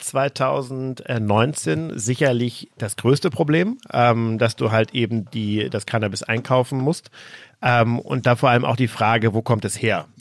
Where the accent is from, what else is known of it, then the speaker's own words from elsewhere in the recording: Flensburg, Schleswig-Holstein, Germany; Flensburg, also noch nördlicher als Hamburg, oben ähm, in meiner Heimatstadt